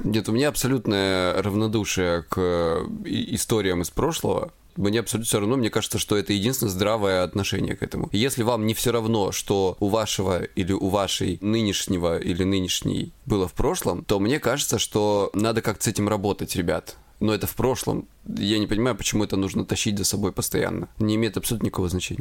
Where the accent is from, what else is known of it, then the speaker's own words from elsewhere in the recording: Krasnodar Krai, Russia; я с Кубани